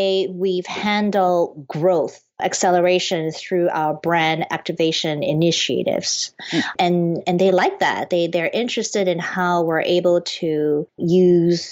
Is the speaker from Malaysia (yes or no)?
yes; Penang, Malaysia; moved away as an adult; now in United States; I'm originally from Penang, Malaysia. I moved to the U.S. when I was 19 to study architecture